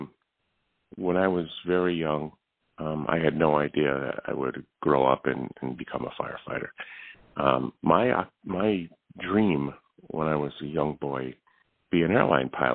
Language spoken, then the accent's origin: English; New Haven, Connecticut, United States; now in East Hampton, United States; I was born in New Haven, Connecticut, and I was raised in New Haven